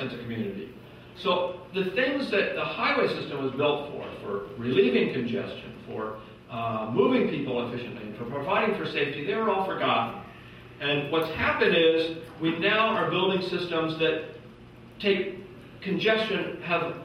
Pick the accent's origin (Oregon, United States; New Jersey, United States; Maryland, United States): Oregon, United States; Portland; Portland, my hometown